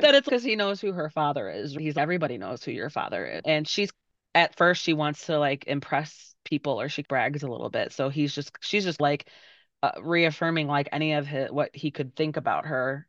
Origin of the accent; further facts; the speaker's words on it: Berwyn, Illinois, United States; I grew up in Berwyn